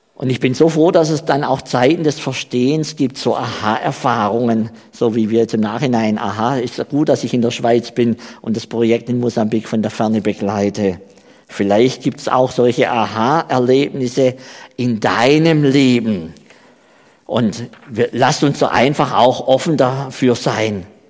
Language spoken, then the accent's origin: German; Baden-Württemberg, Germany; accent: Swabian; moved away as an adult; also born or lived in Saxony-Anhalt; now in Switzerland; ich komme ja aus Baden-Württemberg, wie man ja auch an meiner Sprache hört, an meinem schwäbischen Dialekt.